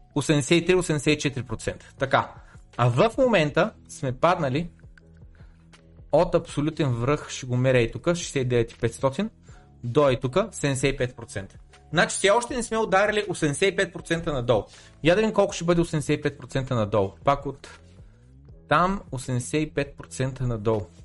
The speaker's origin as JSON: {"language": "Bulgarian", "country": "Bulgaria", "said": "аз съм един българин"}